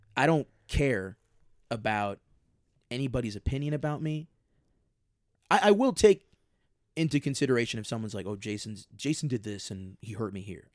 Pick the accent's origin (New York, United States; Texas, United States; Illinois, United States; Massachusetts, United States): Illinois, United States; Chicago; I'm from Chicago